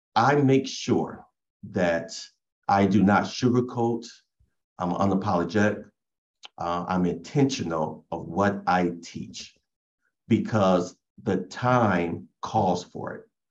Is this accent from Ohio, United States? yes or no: yes; Oberlin, Ohio, United States; I was born and raised in Oberlin